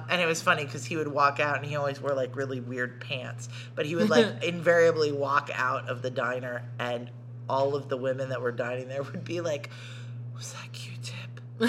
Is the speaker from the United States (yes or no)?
yes; Arkansas, United States; moved away as an adult; now in New York, United States; I'm from Arkansas, so I talked to strangers.